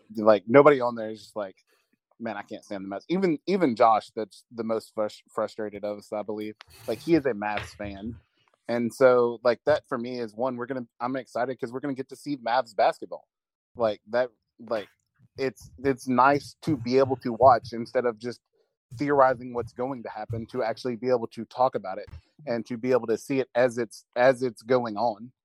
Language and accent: English; Dallas, Texas, United States; also born or lived in Corsicana, Texas; I grew up in the Dallas area, and then I live in Corsicana, which is about an hour south of Dallas